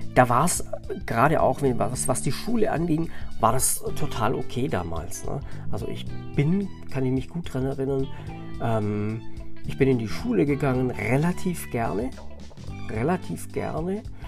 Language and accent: German; Southern Germany, Germany; bei uns in Süddeutschland, in so einem äh, Dorf